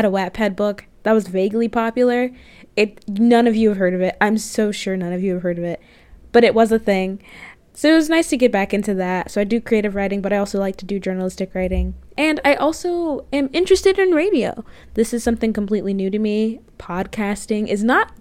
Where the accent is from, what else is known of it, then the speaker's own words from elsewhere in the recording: Jacksonville, Florida, United States; moved away as an adult; now in Chicago, United States; I'm originally from Florida, actually. Jacksonville, Florida